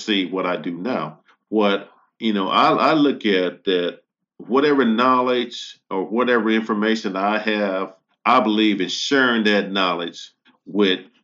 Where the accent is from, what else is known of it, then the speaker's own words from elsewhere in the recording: United States; I'm American first because I was born in this country